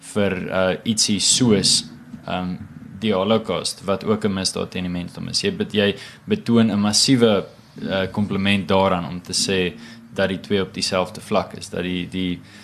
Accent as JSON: {"language": "Afrikaans", "country": "South Africa", "said": "ons as jong Af Afrikaners"}